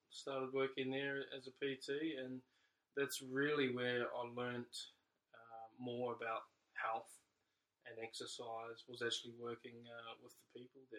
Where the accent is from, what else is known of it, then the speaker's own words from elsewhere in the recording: New Zealand; moved away as an adult; now in Australia; I'm obviously from New Zealand.